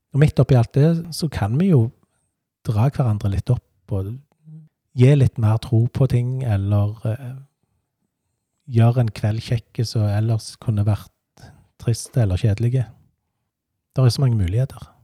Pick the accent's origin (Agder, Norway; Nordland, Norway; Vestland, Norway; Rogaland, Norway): Rogaland, Norway; Stavanger; moved away as an adult; also born or lived in Hana / Hummersåk; now in Hjelmeland, Norway; Jeg vokste opp på Vaulen, rett overfor Vaulen skole